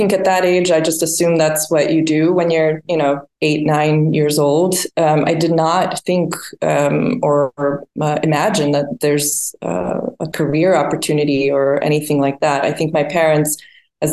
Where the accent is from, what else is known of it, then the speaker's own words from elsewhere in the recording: Sarajevo, Bosnia & Herzegovina; also born or lived in Switzerland; now in Sweden; I was born in Sarajevo, Bosnia and Herzegovina, which was part of Yugoslavia at the time